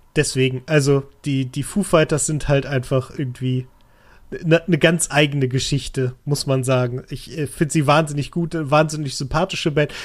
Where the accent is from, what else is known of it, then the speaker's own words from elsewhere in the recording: Lower Saxony, Germany; das sage ich als Niedersachse